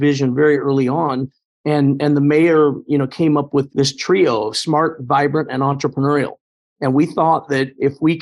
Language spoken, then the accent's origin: English; Indianapolis, Indiana, United States; Pike Township on the northwest side of Indy doesn't seem all that far from anything else, but it really seemed like we were not quite rural